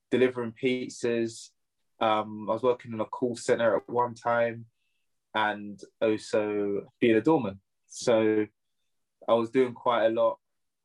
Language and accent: English; Surrey, South East England, United Kingdom; I'm from Surrey, just the outskirts of London. But it was good. I had a good upbringing